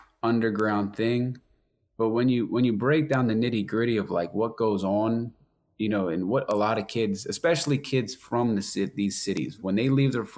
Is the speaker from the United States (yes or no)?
yes; suburbs of Philadelphia, Pennsylvania, United States; I'm from the suburbs